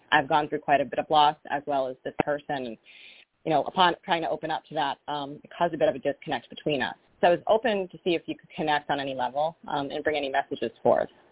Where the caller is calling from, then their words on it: Rhode Island, United States; I'm calling from Rhode Island